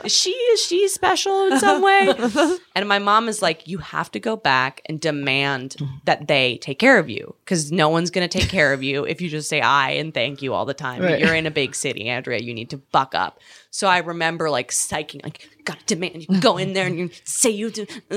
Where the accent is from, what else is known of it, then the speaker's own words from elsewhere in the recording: Canada; now in New York, United States; I'm from Canada.